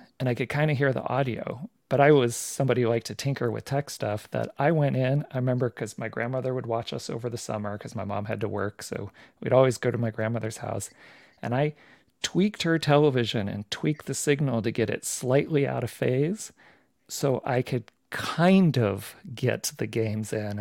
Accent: Palm Springs, California, United States; I grew up in Palm Springs. That's where I went through most of my schooling up through high school

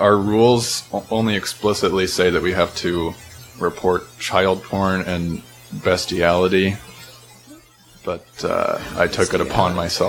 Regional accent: Lawrence, Kansas, United States; Lawrence, Kansas.

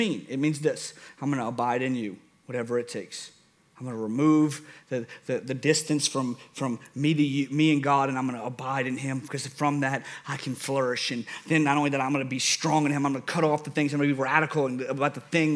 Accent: New Orleans, Louisiana, United States; accent: New Orleans; That's my New Orleans accent.

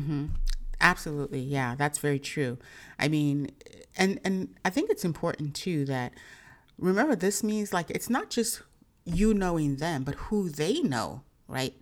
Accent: Nigeria; I'm, I'm Nigerian

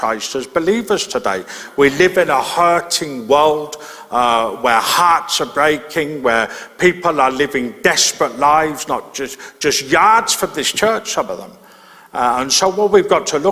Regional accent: Birmingham, West Midlands, United Kingdom; I grew up in Birmingham, in inner city Birmingham, and so I didn't live near any farms

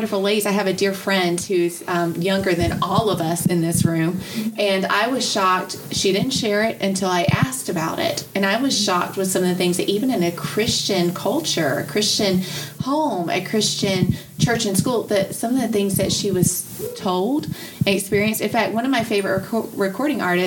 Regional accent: the South, United States; I grew up in the South

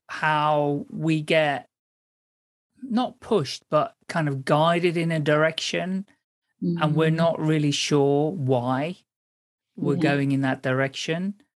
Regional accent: Netherlands; English is a second language; also born or lived in South America; because I grew up in the Netherlands and in South America and had kind of education split across different countries

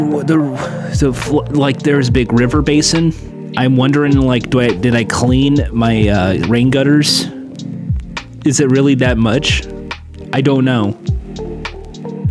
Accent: California, United States; I grew up in California my whole life.

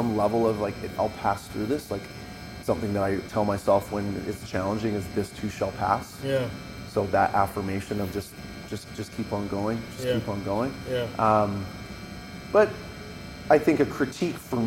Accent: Vancouver Island, British Columbia, Canada; So I come from Vancouver Island. I come from a family that did not have a lot of money.

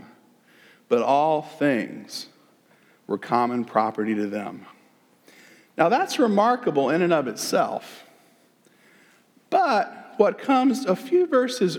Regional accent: the South, United States; accent: southern; my southern accent

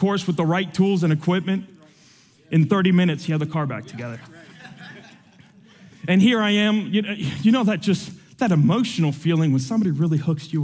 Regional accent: Atlanta, Georgia, United States; also born or lived in Havana, Cuba; I was born in Havana, Cuba, and I was raised here in Atlanta.

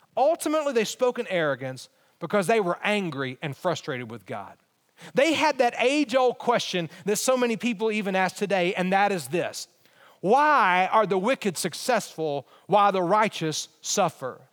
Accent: Alabama, United States; moved away; I, I am from Alabama

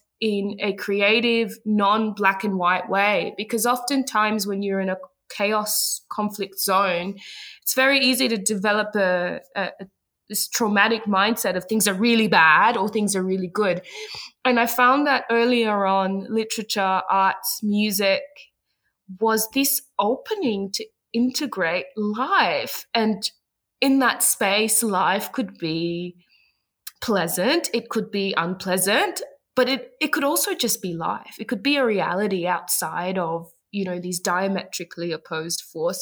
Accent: Ghana; moved away; I remember always living in a bit of a multicultural bubble where I grew up in Ghana

